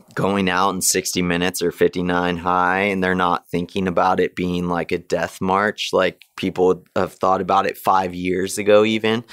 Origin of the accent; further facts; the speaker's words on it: Big Bear, California, United States; my hometown, Big Bear